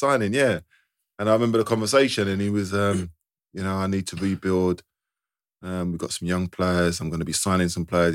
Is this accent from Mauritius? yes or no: no; London, United Kingdom; I'm from London anyway. I could stay at my mum's in East London